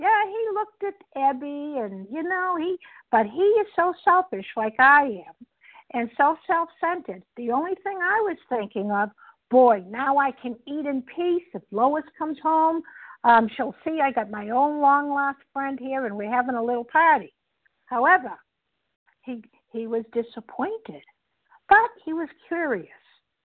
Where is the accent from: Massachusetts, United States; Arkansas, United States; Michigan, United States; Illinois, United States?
Massachusetts, United States; Boston; I'm from Boston, Massachusetts